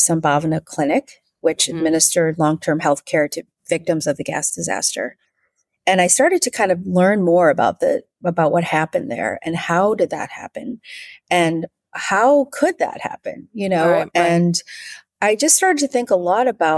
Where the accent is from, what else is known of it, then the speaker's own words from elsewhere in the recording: Wisconsin, United States; moved away as an adult; also born or lived in Southern California; now in Vancouver, Canada; I grew up in a state called Wisconsin. In the U.S